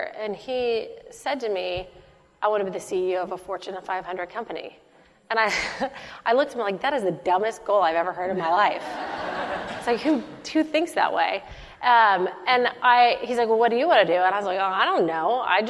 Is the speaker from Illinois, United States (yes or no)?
no; Dallas, Texas, United States; I'm from Dallas, Texas